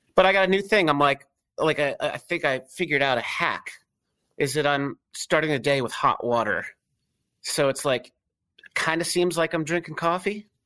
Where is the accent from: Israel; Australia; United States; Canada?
United States; Connecticut; also born or lived in San Francisco; now in Philadelphia, United States; where I grew up in Connecticut